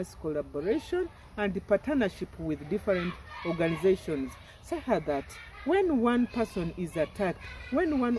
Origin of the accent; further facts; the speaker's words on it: Bunyoro, Uganda; first language Runyoro; English is a second language; My native language is Runyoro